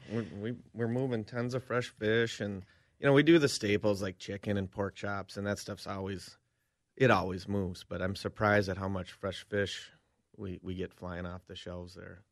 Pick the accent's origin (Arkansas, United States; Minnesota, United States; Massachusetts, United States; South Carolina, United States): Minnesota, United States; Cambridge; moved away as an adult; I'm back in my hometown